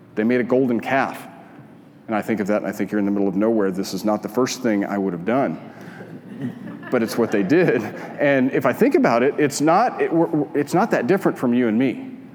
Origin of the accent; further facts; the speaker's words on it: Albuquerque, New Mexico, United States; moved away; I grew up in Albuquerque, and out my kitchen window, you could see the Sandia Mountains.